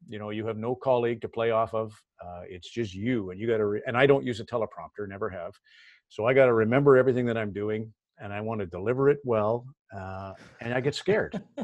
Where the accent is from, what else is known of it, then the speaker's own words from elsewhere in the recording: Red Deer, Alberta, Canada; moved away; I grew up, I grew up in Red Deer